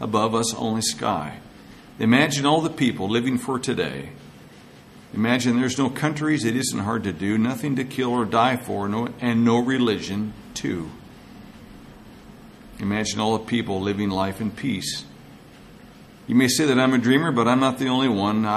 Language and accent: English; Madras, Oregon, United States; my hometown of Madras